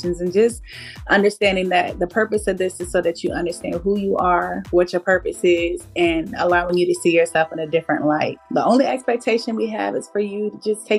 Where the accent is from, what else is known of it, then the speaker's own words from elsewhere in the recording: Norfolk, Virginia, United States; I am from Norfolk, Virginia